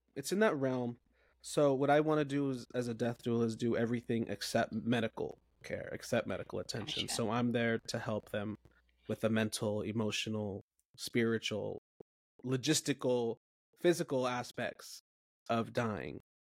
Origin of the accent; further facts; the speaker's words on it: Tulare, California, United States; moved away; I am currently in Tulare, California, temporarily, which is the center of the state of California